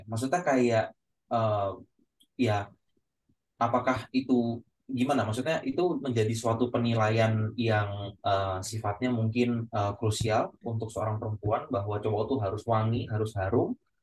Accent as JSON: {"language": "Indonesian", "town": "Yogyakarta", "region": "Special Region of Yogyakarta", "country": "Indonesia", "tie": "born or raised there", "accent": "medok", "said": "Gue asli Jawa, Jawanya mana Jogja"}